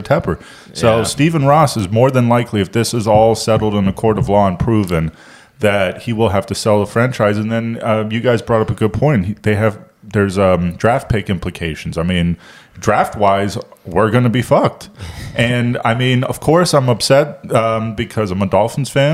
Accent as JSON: {"language": "English", "country": "Germany", "also_born_or_lived": "Miami, United States", "moved": "yes", "lives_now": "Charlotte, United States", "said": "I'm from Germany originally"}